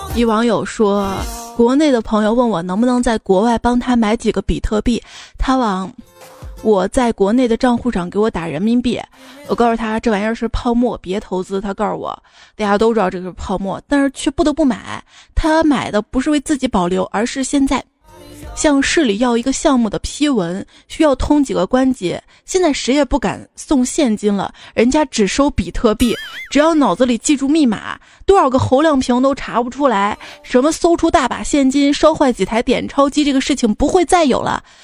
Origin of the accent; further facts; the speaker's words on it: Xi'an, Shaanxi, China; moved away; 我的家乡西安